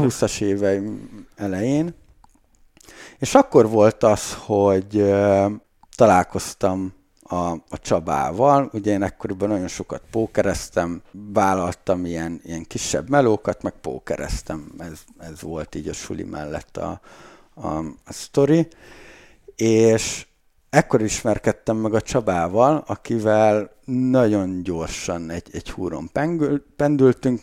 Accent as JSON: {"language": "Hungarian", "town": "Lakitelek", "region": "Bács-Kiskun", "country": "Hungary", "said": "én lakitelekről származom, az egy kis falu egyébként"}